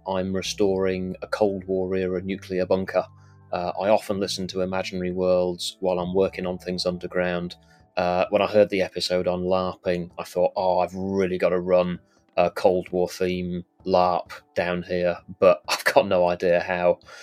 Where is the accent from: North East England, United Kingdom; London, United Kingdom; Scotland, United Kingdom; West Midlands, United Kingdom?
Scotland, United Kingdom; I come from Scotland.